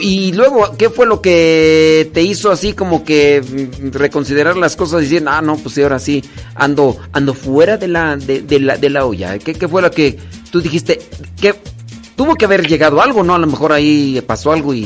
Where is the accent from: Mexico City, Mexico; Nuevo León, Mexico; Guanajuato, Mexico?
Guanajuato, Mexico; Acámbaro; yo soy de Acámbaro, Guanajuato